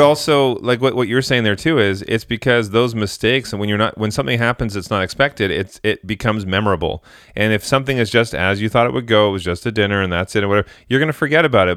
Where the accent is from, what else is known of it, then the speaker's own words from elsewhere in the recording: Vancouver, British Columbia, Canada; I'm from Vancouver